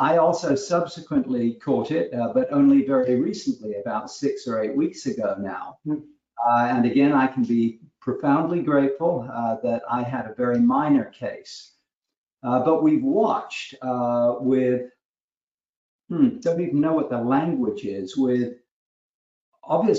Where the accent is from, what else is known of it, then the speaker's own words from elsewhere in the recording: United Kingdom; accent: British; also born or lived in London; now in United States; Your audience may pick up a little bit of a British accent. I'm a British family doctor.